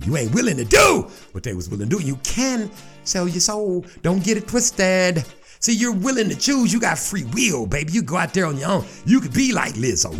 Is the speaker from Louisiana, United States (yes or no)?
yes; Shreveport, Louisiana, United States; I'm from Shreveport, Louisiana